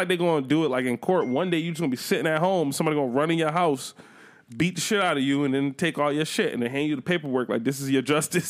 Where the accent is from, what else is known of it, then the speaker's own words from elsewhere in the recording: Buffalo, New York, United States; I'm from Buffalo